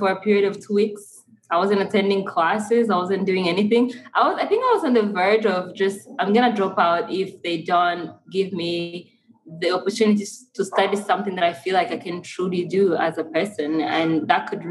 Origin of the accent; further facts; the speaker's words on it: Kigali, Rwanda; I was born and raised in Rwanda, Kigali